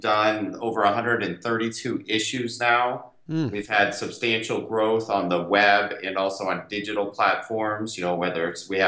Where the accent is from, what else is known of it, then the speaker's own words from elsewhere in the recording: Scottsdale, Arizona, United States; I grew up in Scottsdale, Arizona